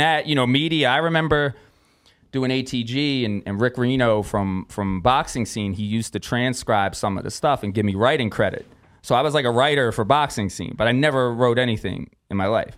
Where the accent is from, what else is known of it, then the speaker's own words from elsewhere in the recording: Philadelphia, Pennsylvania, United States; moved away as an adult; now in Las Vegas, United States; I come from South Philly